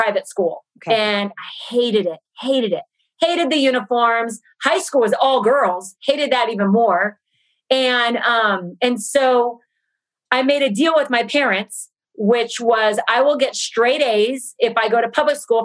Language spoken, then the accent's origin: English; Temple City, California, United States; first language Portuguese; also born or lived in São Paulo, Brazil / San Francisco; we grew up in Temple City